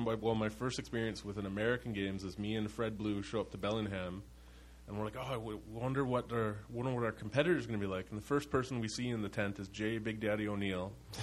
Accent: Ontario, Canada; But I am from, originally grew up in Ontario.

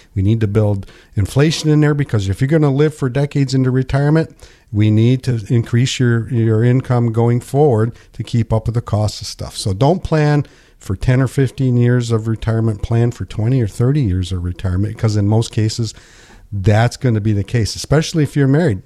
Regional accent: United States; born and raised in Pinkani

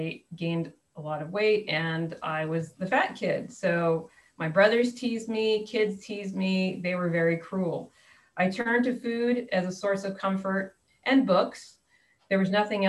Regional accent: New Jersey, United States; also born or lived in New York; now in San Diego, United States; I was born in New York, grew up in New Jersey

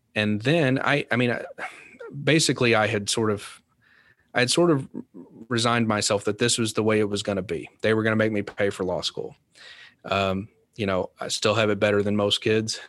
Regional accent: Kentucky, United States; now in Louisville, United States; my stepdad was a volunteer firefighter in my hometown in Kentucky

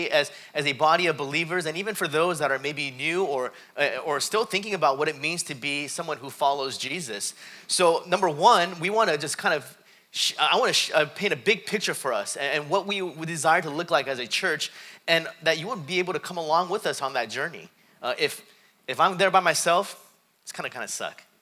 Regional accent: South Korea; born there; I was born in Korea. Uh, both my dad's side and my mom's side, they, were, eh, they were Buddhists. So I remember as a young kid, we'd go to Buddhist temples.

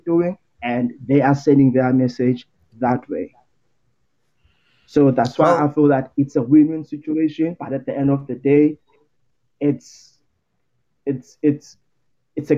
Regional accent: Cape Town, Western Cape, South Africa; I'm from Cape Town, South Africa, close to Googs

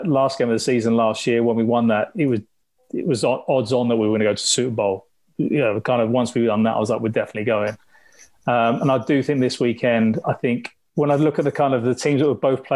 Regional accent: London, United Kingdom; I grew up in the East End, so I'm a huge West Ham fan

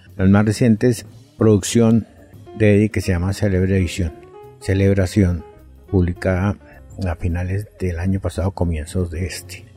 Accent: Colombia; como colombianos

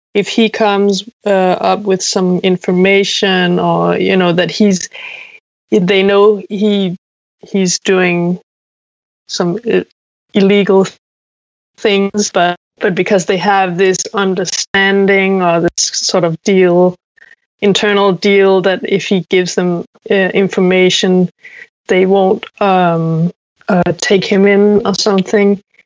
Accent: Zealand, Denmark; I'm calling from the middle of nowhere in a, near a small town called Faxe in Denmark

